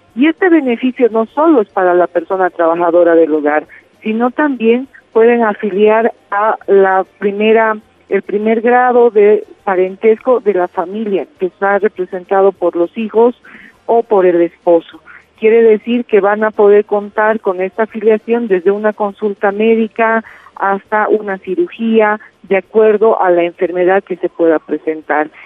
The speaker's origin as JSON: {"language": "Spanish", "country": "Bolivia", "said": "para nosotros como bolivianos y bolivianas"}